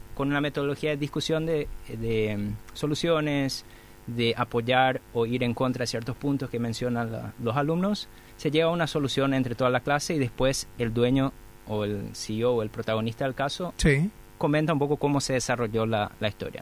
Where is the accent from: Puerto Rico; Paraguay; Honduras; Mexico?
Paraguay; Santa Rita, Alto Paraná; moved away as an adult; now in Asunción, Paraguay; Vine de Santa Rita, estudié eh, en la Facultad de Ingeniería de la Universidad Nacional de Asunción y después decidí quedarme por Asunción